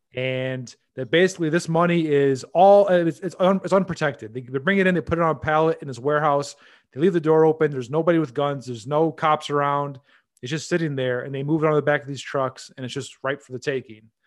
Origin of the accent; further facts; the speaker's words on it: United States; as an American